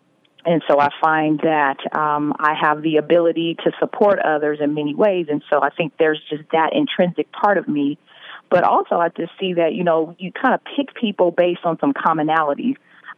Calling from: Vallejo, California, United States; I am calling in from Vallejo, California.

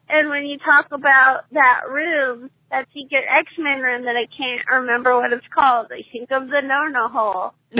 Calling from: California, United States; I'm from California

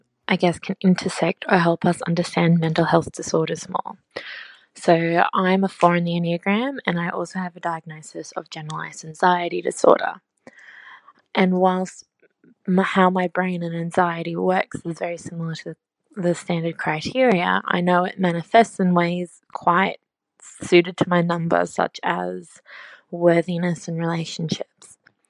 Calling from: Sydney, New South Wales, Australia; I'm dialing in from Sydney, Australia.

